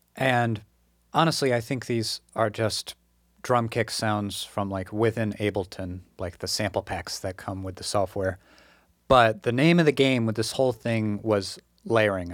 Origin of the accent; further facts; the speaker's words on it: Massachusetts, United States; moved away as an adult; also born or lived in Kyoto, Japan; my first couple months back in Massachusetts